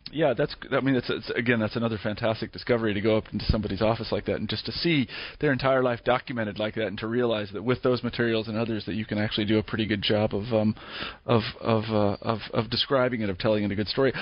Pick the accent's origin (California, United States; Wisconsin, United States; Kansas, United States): Kansas, United States; I grew up in Kansas